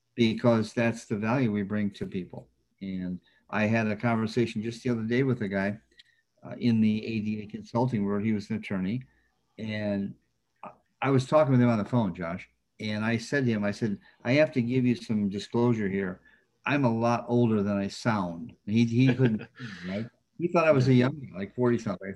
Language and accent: English; Flint, Michigan, United States; a kid from Flint, Michigan